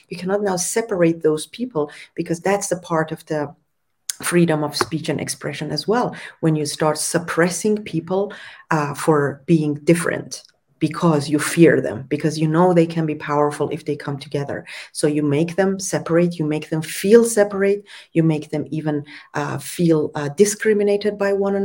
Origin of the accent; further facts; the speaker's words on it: Tehran, Tehran Province, Iran; where I was born also in Tehran, because the majority of Tehran is also like Persian, Farsi speaking